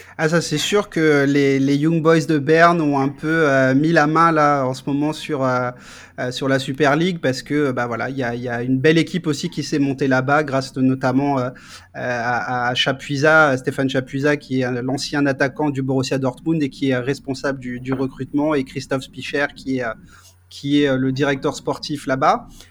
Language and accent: French; France; nous, en tant que Français